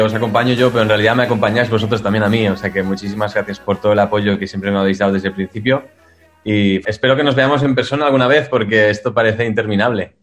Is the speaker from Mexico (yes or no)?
no; Spain; moved away; also born or lived in Germany; yo soy español